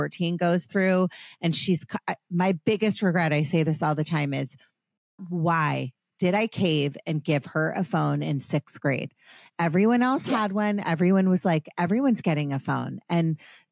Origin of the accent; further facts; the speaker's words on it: Potomac, Maryland, United States; I grew up in Potomac, Maryland